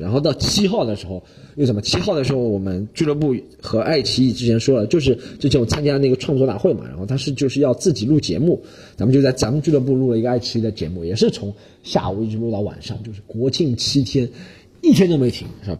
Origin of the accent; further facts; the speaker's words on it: China; 中国学生，咱们中国读复旦大学